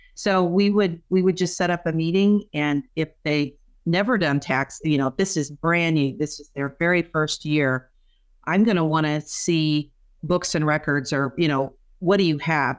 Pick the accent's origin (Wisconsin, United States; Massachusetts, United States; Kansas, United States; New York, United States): Kansas, United States; moved away as an adult; also born or lived in Saint Louis, Missouri; now in Nebraska, United States; I grew up in Kansas